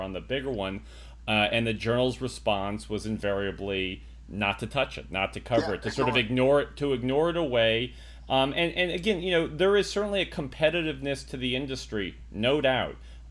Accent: New Mexico, United States; moved away; I was born in New Mexico, but I'm choosing to live my life elsewhere

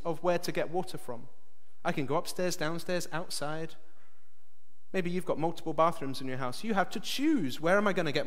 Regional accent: England, United Kingdom; now in Belfast, United Kingdom; I'm English

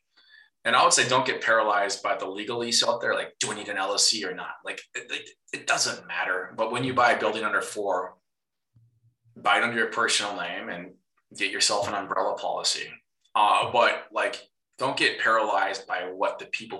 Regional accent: Minnesota, United States; you can probably hear the accent. I am a Minnesotan.

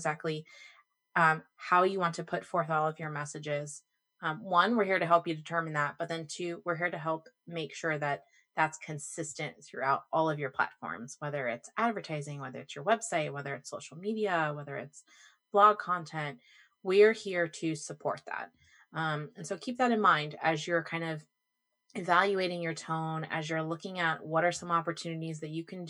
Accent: Orlando, Florida, United States; I was born and raised in Orlando

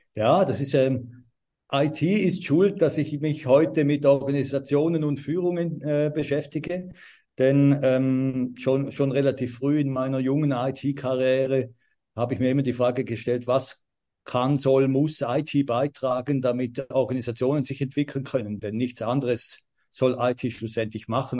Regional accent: St. Gallen, Switzerland; ich komme aus St. Gallen, bin ein St. Galler Native

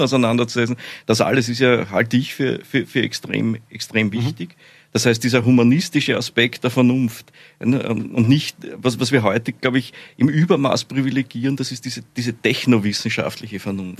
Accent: Austria; accent: Austrian; bin ja Österreicher, wie Sie wahrscheinlich alle, alle leicht hören Hört können

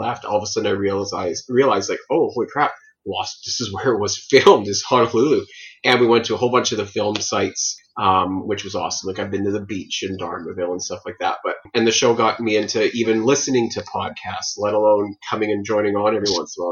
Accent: Chilliwack, British Columbia, Canada; I come from Chilliwack, BC

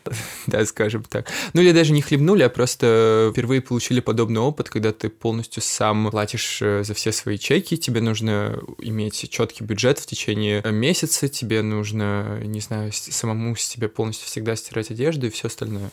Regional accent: Saint Petersburg, Russia; moved away as an adult; now in Paris, France; я из Санкт-Петербурга, и вот уже как два года я переехал жить в Париж

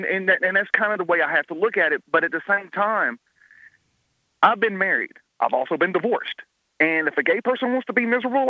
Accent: Alabama, United States; I was born and raised in Alabama. We're talking about Alabama is like the belt buckle of the Bible Belt.

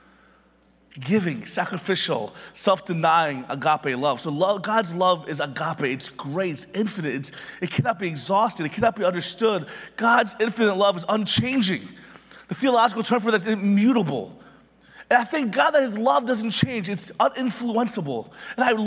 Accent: Philadelphia, Pennsylvania, United States; I was born in Philly

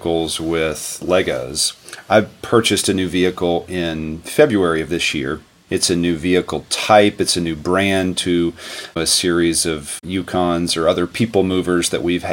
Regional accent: West Virginia, United States; I grew up in West Virginia

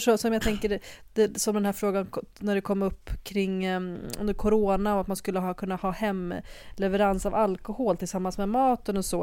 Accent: Libya; now in Sweden; jag föddes ju i Libyen, ändå, ett annat land

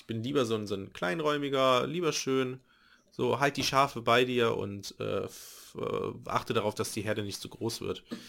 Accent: Nettetal, North Rhine-Westphalia, Germany; in der Nähe von Nettetal, meinem Heimat, meiner Heimatstadt, wo ich geboren wurde, beziehungsweise wo ich aufgewachsen bin

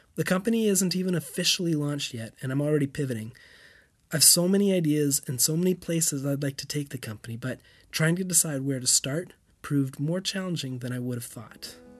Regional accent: Canada; moved away as an adult; also born or lived in Europe; As a kid growing up in Canada, castles and old towns were the things of stories, not our normal

